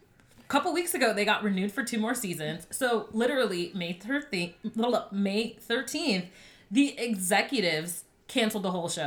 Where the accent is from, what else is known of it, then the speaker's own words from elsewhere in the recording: Florida, United States; now in Atlanta, United States; I'm from Florida.